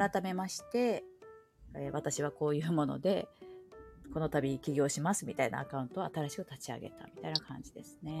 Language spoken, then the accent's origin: Japanese; Aichi, Japan; 愛知県に生まれ育ってで、うんうん、まあ、ゴリゴリの名古屋文化といいますか